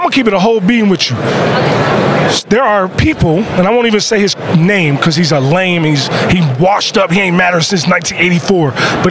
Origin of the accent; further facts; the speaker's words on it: Pioneer City, Maryland, United States; Where I'm from, G-shit, let's keep it real. I'm from Pioneer City.